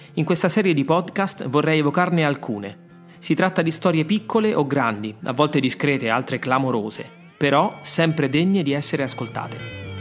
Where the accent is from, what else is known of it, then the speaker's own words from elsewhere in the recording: Rome, Lazio, Italy; sono nato a Roma